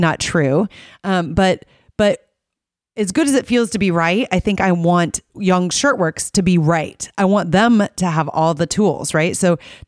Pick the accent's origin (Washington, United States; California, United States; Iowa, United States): Iowa, United States; I'm a photographer from Iowa